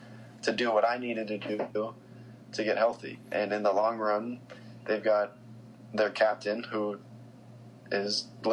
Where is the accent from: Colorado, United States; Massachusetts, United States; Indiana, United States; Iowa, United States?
Colorado, United States; moved away as an adult; now in Harrisburg, United States; the club that I grew up playing for in Colorado.